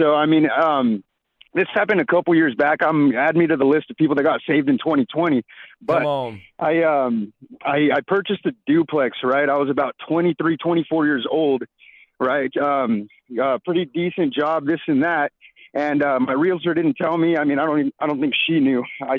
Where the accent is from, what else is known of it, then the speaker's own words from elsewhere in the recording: Tri-Cities, Washington, United States; I'm from Tri-Cities, Washington, from Pasco, Kennewick, Richland.